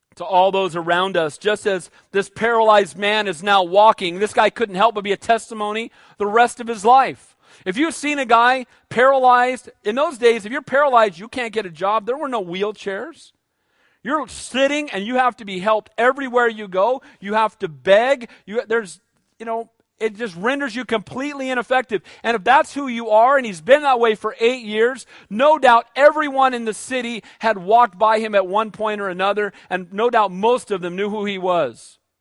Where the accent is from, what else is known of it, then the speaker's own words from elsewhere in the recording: United States; I'm an American